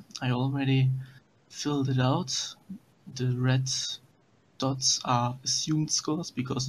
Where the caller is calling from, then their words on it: Cologne, North Rhine-Westphalia, Germany; I'm actually calling from Cologne, Germany.